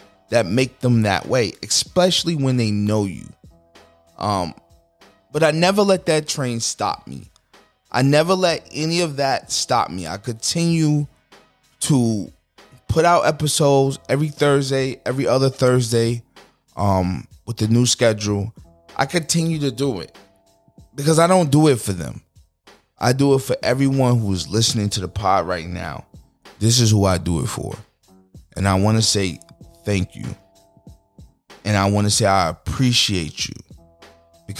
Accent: United States; I am American

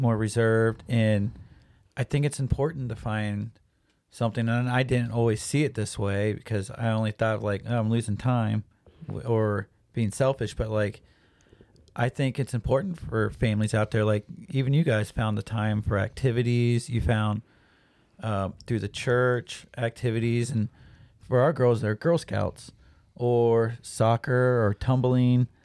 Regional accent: Troy, Ohio, United States; I am from Troy. So, Troy is, I don't, a bigger town here in Ohio

